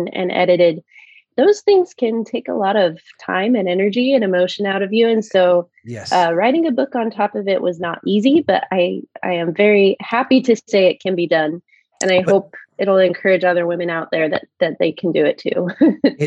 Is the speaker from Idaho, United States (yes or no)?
yes; Fruitland, Idaho, United States; moved away as an adult; now in Washington, D.C. area, United States; I grew up in Fruitland, which is an orchard town, you know, right next to Emmett